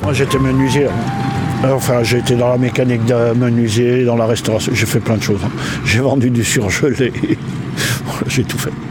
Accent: Alsace, Grand Est, France; moved away; chez moi en Alsace

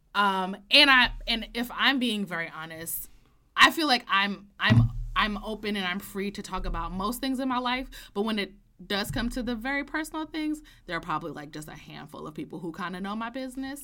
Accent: New York, United States; I'm from New York. I grew up in New York. I went to school in downtown Manhattan

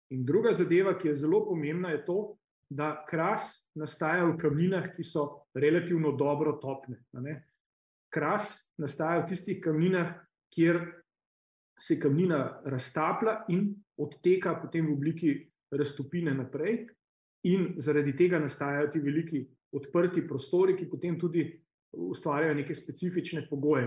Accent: Slovenia

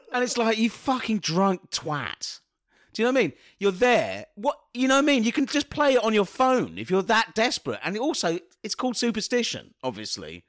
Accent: London, United Kingdom; being a Londoner

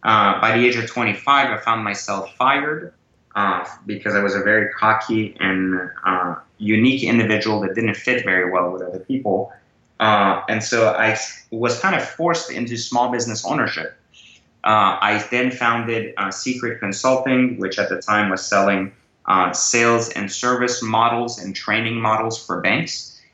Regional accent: Iran; born there; moved away; also born or lived in France; I was born in Iran and actually migrated to France as a result of the revolution.

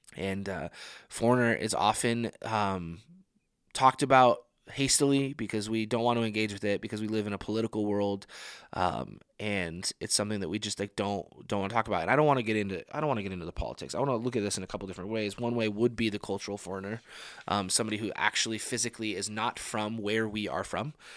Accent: United States; us as, as American people

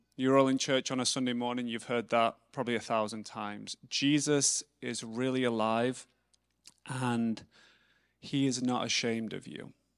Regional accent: England, United Kingdom; I'm English

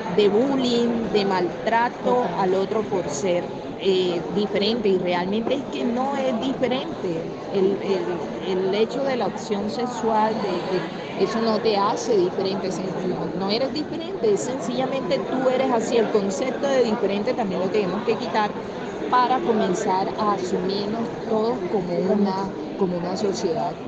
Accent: Barranquilla, Atlántico, Colombia; yo soy barranquillera

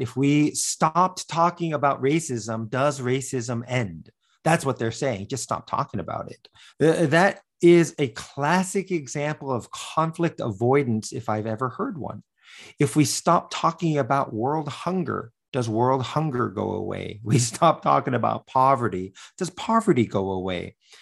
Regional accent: United States; I was born in the United States

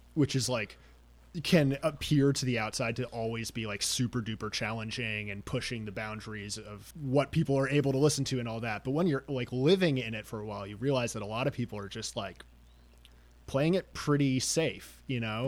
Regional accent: New York, United States; Growing up in New York

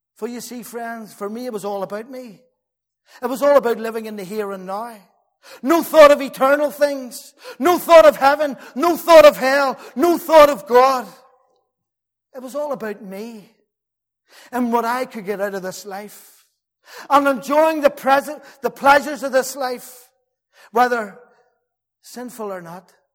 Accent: Belfast, Northern Ireland, United Kingdom; we moved from Douglas Street up the Beaver Estate, South Belfast

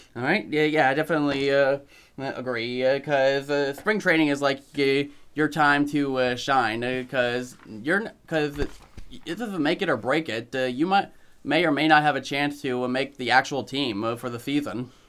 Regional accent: Connecticut, United States; moved away; a college from my home state of Connecticut

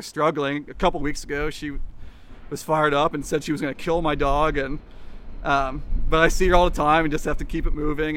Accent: Kansas, United States; now in Seattle, United States; Growing up in Kansas

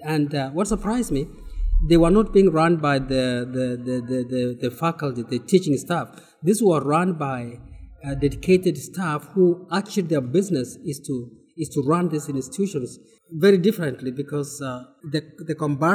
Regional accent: Kenya; I come from Kenya. I'm part of Kisii University.

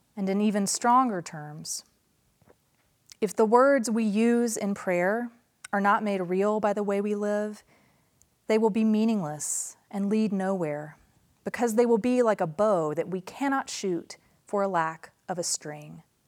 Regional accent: Nashville, Tennessee, United States; moved away as an adult; also born or lived in New Mexico; I moved from my hometown of Nashville to rural New Mexico

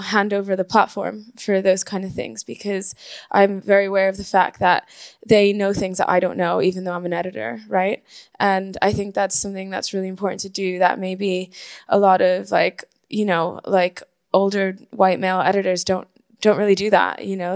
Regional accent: Caracas, Capital District, Venezuela; moved away as an adult; now in United Kingdom; I was born and raised in Venezuela, which is where I'm from. I moved to the UK when I was 18 to study

